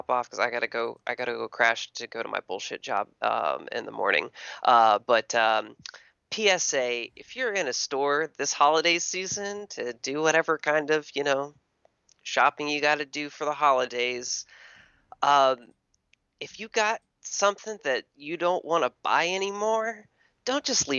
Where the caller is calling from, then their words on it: Texas, United States; Hey, Matt. … from Texas.